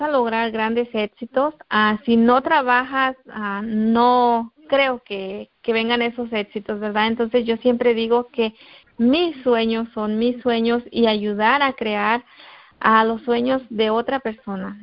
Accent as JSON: {"language": "Spanish", "region": "Guerrero", "country": "Mexico", "moved": "yes", "said": "yo soy de, del estado de Guerrero, de México, estado de Guerrero"}